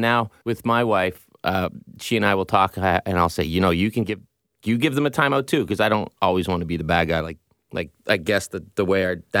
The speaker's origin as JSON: {"language": "English", "town": "Pictou", "region": "Nova Scotia", "country": "Canada", "tie": "born or raised there", "said": "Can I say ditto to the first answer? Pretty much the same as what Frank said. I'm 70s/80s. So, my dad was the local doctor"}